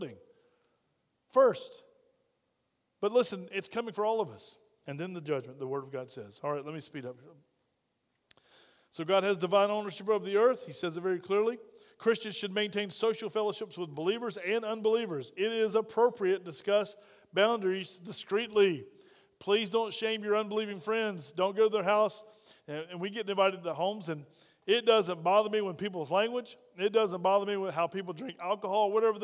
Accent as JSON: {"language": "English", "country": "United States", "said": "we're from America"}